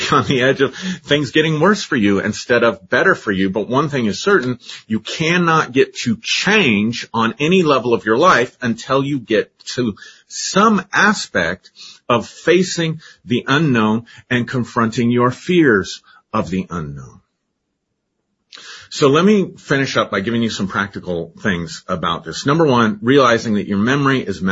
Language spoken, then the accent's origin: English; Colorado, United States; growing up in Colorado